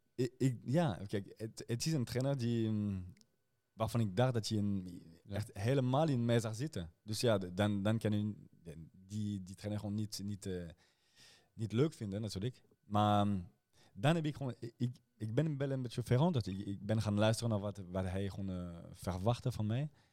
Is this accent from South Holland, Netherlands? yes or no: yes; Rotterdam, South Holland, Netherlands; ik ben ook eigenlijk een Rotterdammer